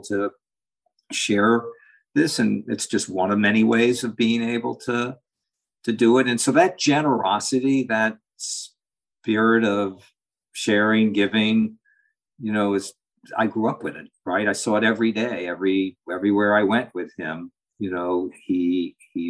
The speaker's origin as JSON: {"language": "English", "town": "New York City", "region": "New York", "country": "United States", "tie": "born or raised there", "said": "I grew up in New York City, on the Upper East Side"}